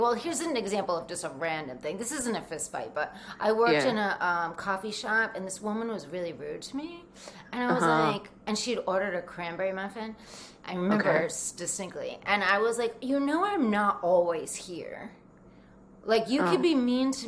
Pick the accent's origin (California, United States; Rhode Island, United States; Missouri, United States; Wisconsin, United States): Rhode Island, United States; also born or lived in New Jersey; I grew up in Rhode Island, which is just like Jersey in so many ways